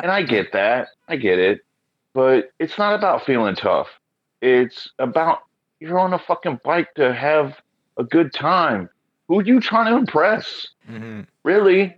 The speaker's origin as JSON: {"language": "English", "region": "Oklahoma", "country": "United States", "tie": "born or raised there", "moved": "as an adult", "lives_now": "Portland, United States", "said": "I come from Oklahoma"}